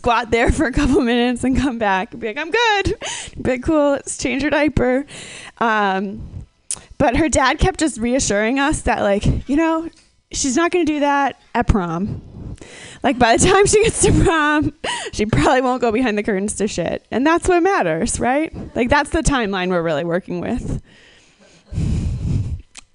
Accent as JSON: {"language": "English", "region": "Minnesota", "country": "United States", "tie": "born or raised there", "said": "I grew up in Minnesota"}